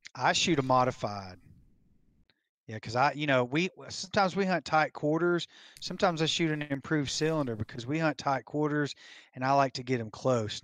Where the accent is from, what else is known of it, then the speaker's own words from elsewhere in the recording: Tennessee, United States; now in Colorado, United States; I was born and raised in Tennessee